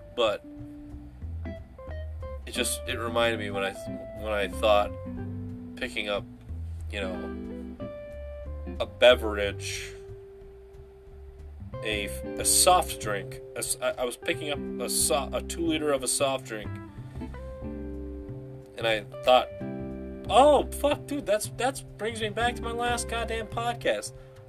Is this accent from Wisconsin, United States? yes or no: yes; Wisconsin, United States; Yeah, I'm from Wisconsin.